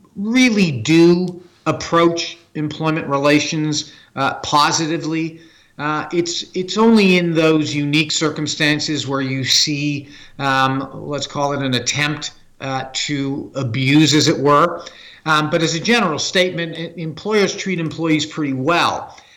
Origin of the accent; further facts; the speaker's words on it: Canada; I'm a Canadian human resources leader